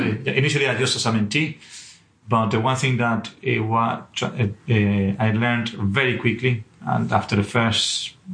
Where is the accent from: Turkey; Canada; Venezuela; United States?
Venezuela; English is a second language; moved away as an adult; also born or lived in Aberdeen; now in United Kingdom; I'm not originally from the UK, and originally from Venezuela